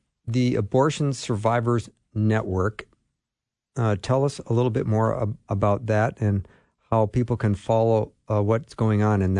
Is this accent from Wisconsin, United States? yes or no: no; Minnesota, United States; I'm from Minnesota.